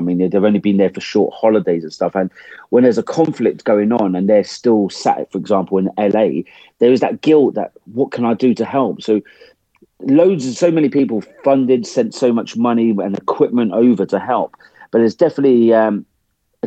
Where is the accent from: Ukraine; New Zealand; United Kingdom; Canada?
United Kingdom; England; accent: English; for an Englishman like me to turn up, start talking in my English accent